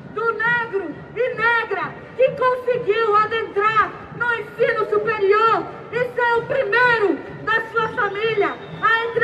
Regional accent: Amazonas, Brazil; vilã lá do norte desse país, sou amazonense

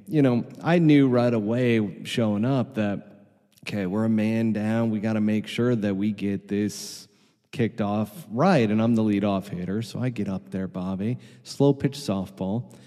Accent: New York, United States; now in Arizona, United States; as a New Yorker

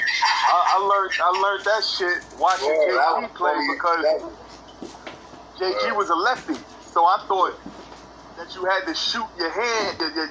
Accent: New York City, New York, United States; I'm from Far Rock, you know what I mean? Edgeman Projects, 54th Street

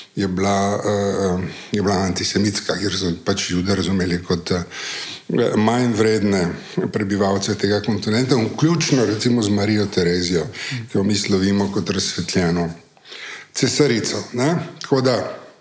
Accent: Slovenia; Slovenci smo leta 1948 ja, ja. postali eh, Slovenci

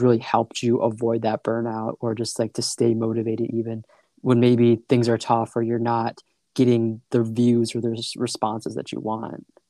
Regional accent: Michigan, United States; I'm from Michigan, pretty small town

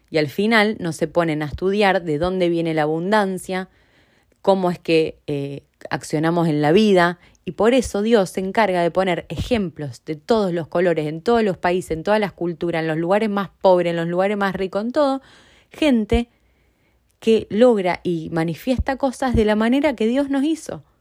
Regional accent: Argentina; moved away; El otro día yo soy de Argentina y eh, tengo amigos, aunque hace mucho que vivo en otros lugares y que no vivo en Argentina, tengo amigos muy cercanos

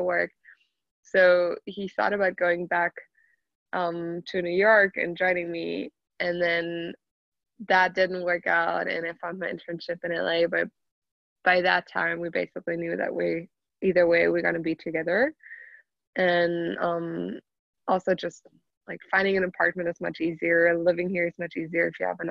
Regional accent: Germany; moved away as an adult; also born or lived in Chicago / Leeuwarden; I'm from Germany. I'm actually half German, half Italian. My dad is from Italy

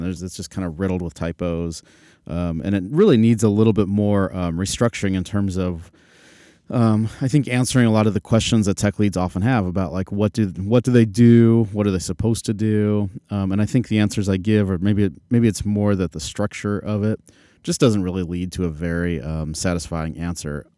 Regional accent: Phoenix, Arizona, United States; moved away; I'm from Phoenix originally

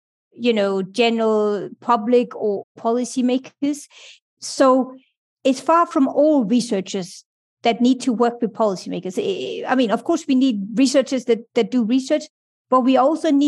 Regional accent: Denmark; moved away as an adult; also born or lived in United Kingdom / Brussels, Belgium; I grew up in Denmark

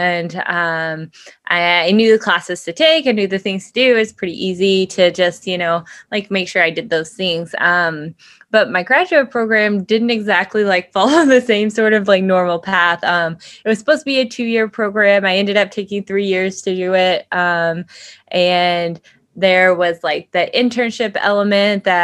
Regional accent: Whitesboro, Texas, United States; moved away; I'm from Whitesboro

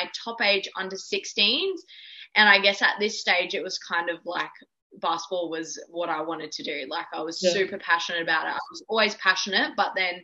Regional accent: Darwin, Northern Territory, Australia; I was born and raised in Darwin in the Northern Territory. I grew up there, like went to school there

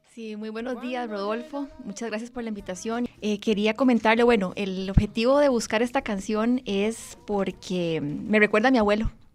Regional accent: Moravia, San José, Costa Rica; also born or lived in Mora, San José / Escazú; Eh, Moravia, en San José, sin embargo tengo raíces de Guanacaste y de Punta Arenas

